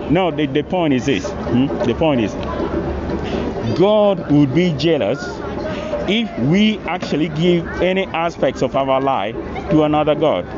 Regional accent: Uganda; When you talk about culture, I'm coming from an African culture. {S0} Where are you from exactly? {S1} From Uganda.

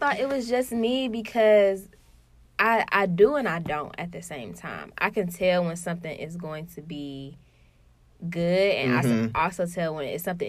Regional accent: Detroit, Michigan, United States; I'm from Detroit, y'all.

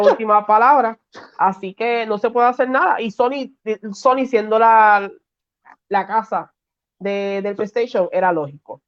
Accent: Puerto Rico; de PR

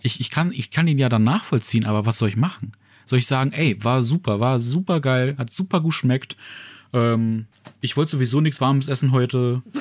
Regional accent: Saxony-Anhalt, Germany; moved away; also born or lived in Ruhr area, North Rhine-Westphalia; meiner Heimat in Sachsen-Anhalt

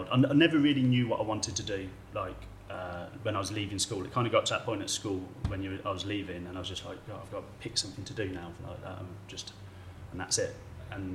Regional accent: Stourbridge, West Midlands, United Kingdom; moved away; I grew up in the Black Country. I grew up in Stourbridge

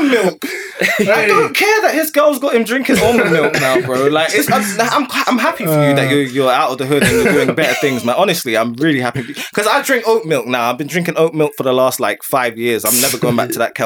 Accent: London, United Kingdom; I grew up in Neasden

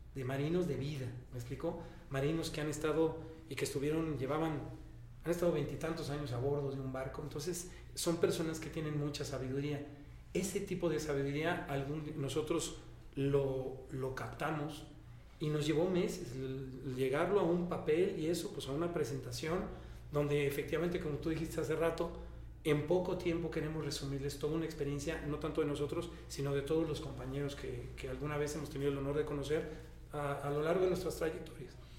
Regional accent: Mexico; como todo mexicano

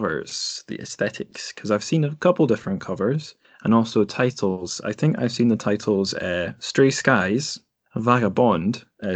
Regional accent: Scotland, United Kingdom; As a Scottish person

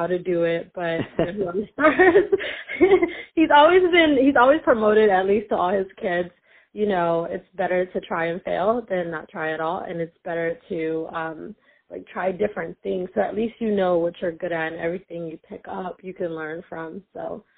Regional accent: United States; also born or lived in Sudan / Eritrea; I grew up in the U.S.

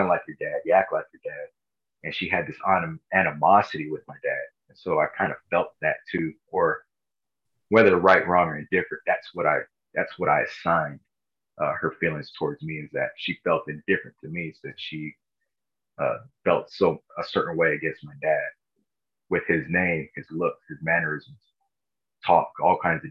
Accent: Los Angeles County, Southern California, United States; I grew up in Southern California

